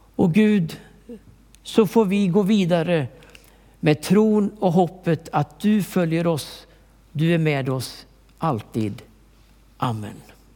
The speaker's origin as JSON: {"language": "Swedish", "country": "Sweden", "tie": "born or raised there", "also_born_or_lived": "Stockholm", "said": "jag är uppväxt i Turboda"}